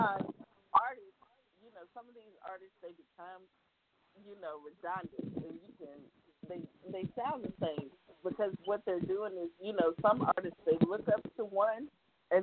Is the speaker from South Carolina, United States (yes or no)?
yes; Seneca, South Carolina, United States; Seneca, South Carolina, my hometown